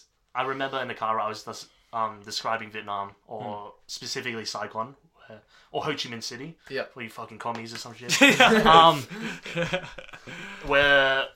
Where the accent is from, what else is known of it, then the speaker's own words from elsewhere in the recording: Canberra, Australian Capital Territory, Australia; I was born in Canberra.